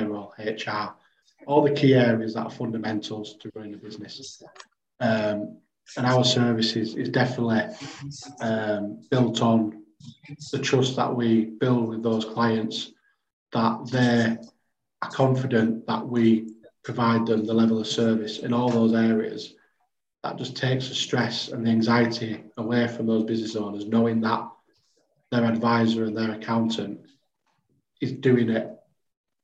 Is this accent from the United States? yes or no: no; Bradford, Yorkshire and the Humber, United Kingdom; I'm a Bradford lad, I'm a Yorkshire lad.